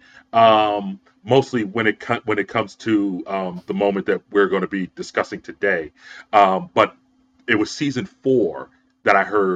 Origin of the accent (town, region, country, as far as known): Philadelphia, Pennsylvania, United States; born or raised there